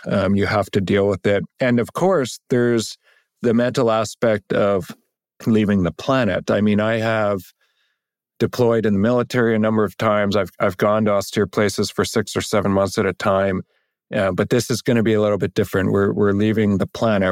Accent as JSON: {"language": "English", "country": "Canada", "said": "as a Canadian, that's a point of extreme pride"}